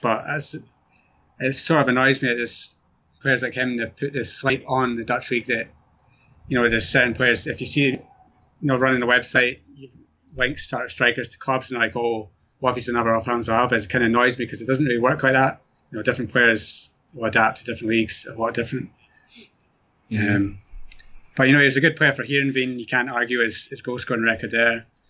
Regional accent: Scotland, United Kingdom; being from Scotland

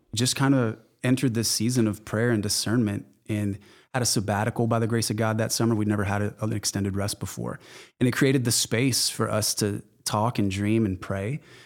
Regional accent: The Woodlands, Texas, United States; lot of the envelopes that came to my house growing up said Spring, Texas on 'em

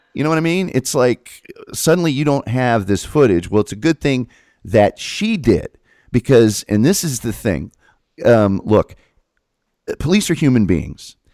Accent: Hamilton County, Indiana, United States; I grew up in Hamilton County

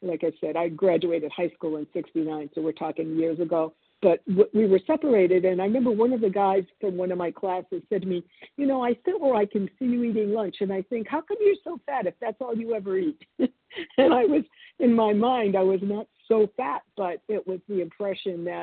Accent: Boston, Massachusetts, United States; born or raised there; English is a second language; also born or lived in Argentina / New Jersey

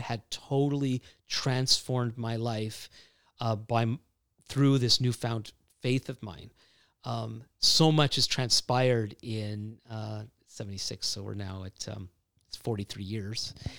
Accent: Montreal, Quebec, Canada; both my wife and I grew up in, in Montreal

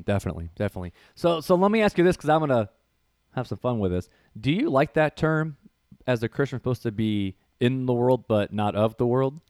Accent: Northwest Indiana, United States; growing up in Northwest Indiana, um, there was a church

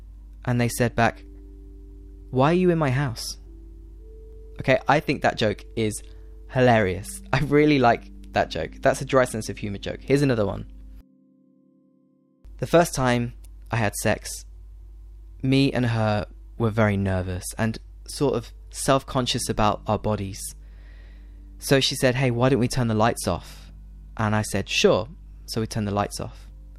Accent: United Kingdom; for me, as a British person, that's a really funny joke.

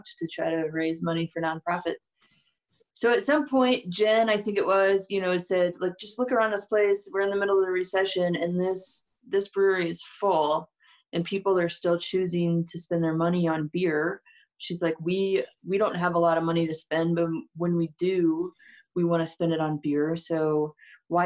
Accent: St. Louis, Missouri, United States; moved away as an adult; now in Denver, United States; I'm from St. Louis

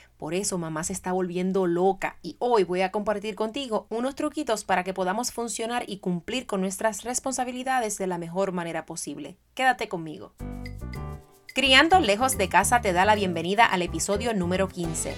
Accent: Puerto Rico; moved away; Soy madre, soy educadora, soy puertorriqueña

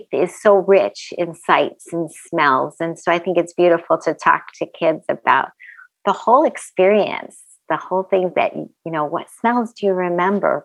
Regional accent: Rochester, New York, United States; moved away; I was born and raised in Rochester, New York

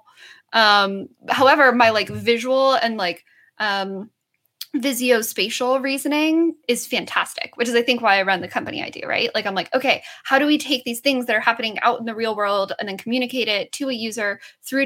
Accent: Southern New Mexico, United States; I grew up in Southern New Mexico

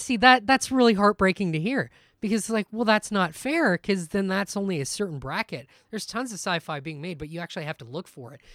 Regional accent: Guelph, Ontario, Canada; we're from Guelph, Ontario, which is just outside of Toronto

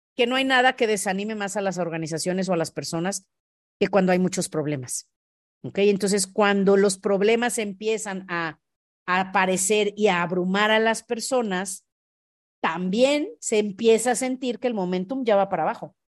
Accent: León, Guanajuato, Mexico; yo soy de León, Guanajuato

